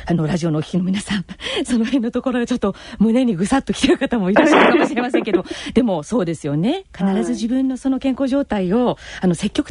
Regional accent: Tochigi, Japan; 私の地元の栃木、栃木県というところがですね

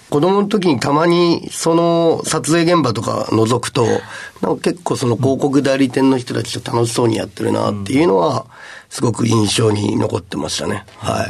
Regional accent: Matsue, Shimane, Japan; moved away; 島根県の松江市というすごい田舎町から、はい、出てきました

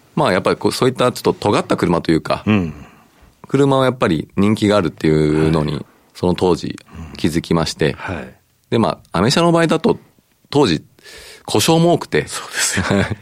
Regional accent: Aichi, Japan; 愛知県生まれで、愛知県で育ったんで

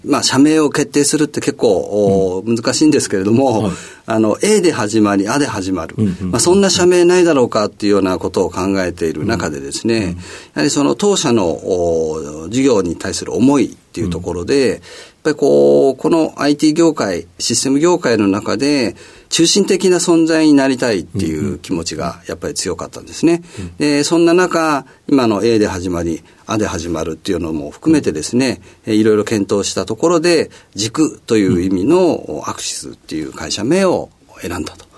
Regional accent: Setagaya, Tokyo, Japan; 東京都のあの世田谷区で、えー、生まれました

